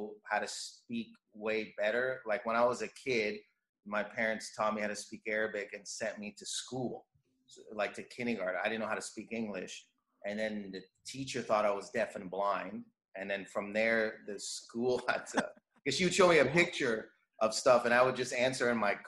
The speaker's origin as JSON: {"language": "English", "town": "Windsor", "region": "Ontario", "country": "Canada", "tie": "born or raised there", "said": "I was born in Canada. My parents were born in Lebanon, but all my siblings were born in Windsor, Canada, and I'm Lebanese Christian"}